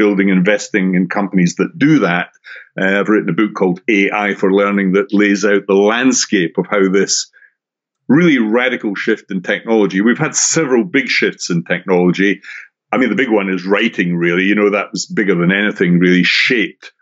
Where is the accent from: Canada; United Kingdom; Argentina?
United Kingdom; Scotland; now in Brighton, United Kingdom; if you have an ear for accents, I'm originally from Scotland, although I'm doing this podcast from England, a place called Brighton on the south coast